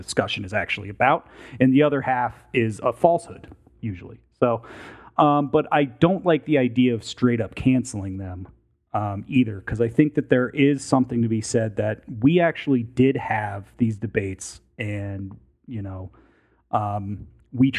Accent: United States; As an American citizen that has spent a lot of time studying politics

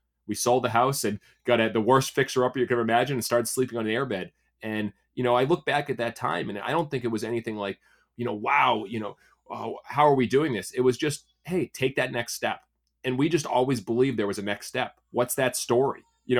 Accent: Massachusetts, United States; So, because I grew up in Massachusetts, so I could play year round.

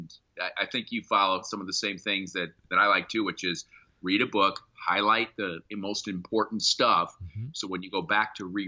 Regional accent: Sioux City, Iowa, United States; moved away; my hometown of Sioux City, Iowa.

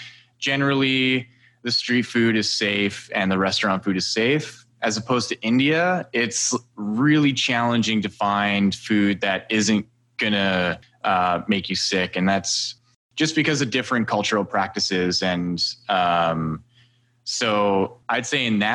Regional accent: Edmonton, Alberta, Canada; I was born in Edmonton, Alberta, and my parents are Serbian.

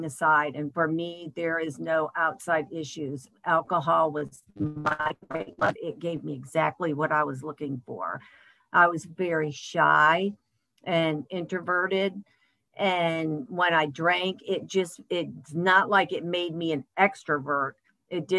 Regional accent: Michigan, United States; moved away as an adult; also born or lived in Texas; I grew up in Michigan. I moved to Texas when I was 18

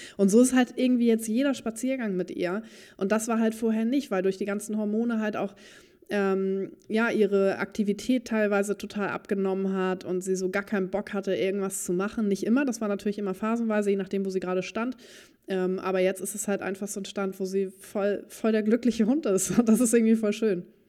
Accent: Dithmarschen, near Heide, Schleswig-Holstein, Germany; ich bin ja auch auf dem Hof groß geworden, in der Nähe von, oder in Dithmarschen, in der Nähe von Heide

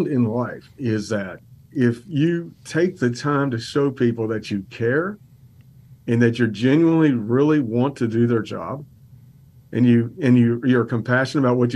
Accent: Roanoke, Virginia, United States; also born or lived in Cincinnati, Ohio; now in Richmond, United States; I grew up in Roanoke, Virginia.

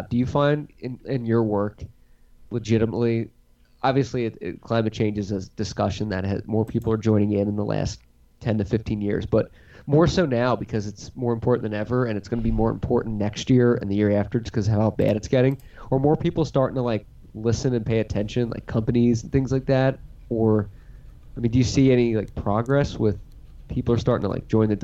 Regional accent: Philadelphia, Pennsylvania, United States; We're from Philadelphia

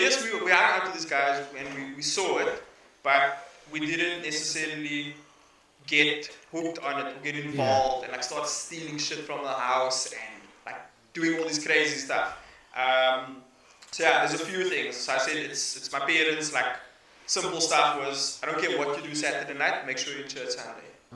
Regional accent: Cape Town, Western Cape, South Africa; also born or lived in Lansdowne / Rondebosch / Mitchells Plain; we grew up in Bonteville, but my mom kept us in the house.

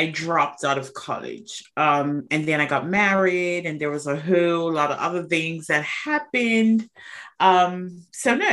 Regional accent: Bermuda; moved away; I am originally from Bermuda, and Bermuda is an insurance mecca

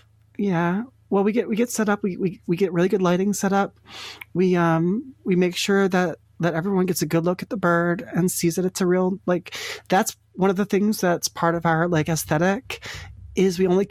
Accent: Vermont, United States; I'm actually from Vermont. We're traveling cross country in the RV.

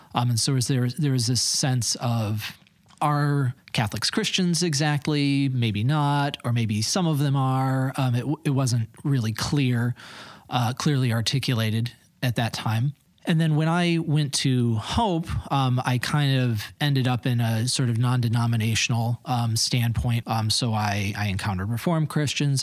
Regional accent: east side of Michigan, United States; moved away as an adult; now in Holland, United States; born and bred Michigander. I'm from the east side of the state. So I grew up there

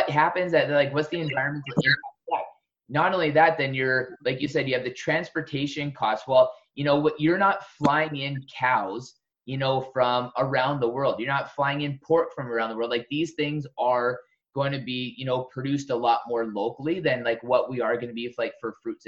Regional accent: Southern Alberta, Canada; moved away; also born or lived in West Coast, Canada; I was born in Southern Alberta, where it's like a true desert

